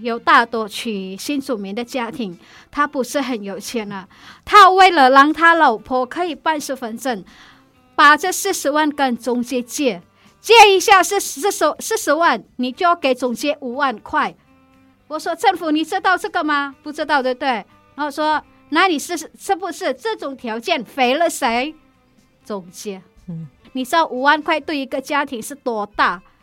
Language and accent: Chinese; Indonesia; Chinese is a second language; moved away as an adult; also born or lived in Malaysia; now in Taiwan; 我是印尼人